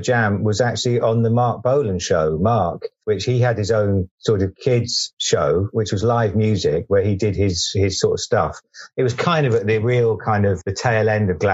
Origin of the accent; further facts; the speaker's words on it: Southampton, South East England, United Kingdom; accent: slight West Country lilt; I grew up in Southampton